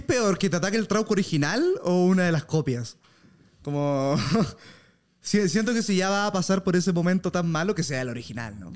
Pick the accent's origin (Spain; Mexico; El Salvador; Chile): Chile; Viña del Mar, Valparaíso; Yo nací. en Villa del Mar